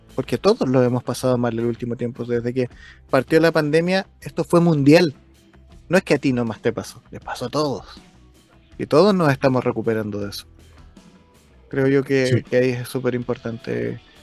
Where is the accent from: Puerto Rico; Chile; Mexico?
Chile; para mí como chileno